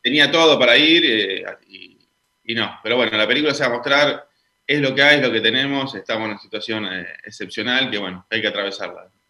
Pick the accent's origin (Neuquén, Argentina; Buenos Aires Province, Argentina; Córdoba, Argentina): Neuquén, Argentina; moved away; yo soy oriundo de Neuquén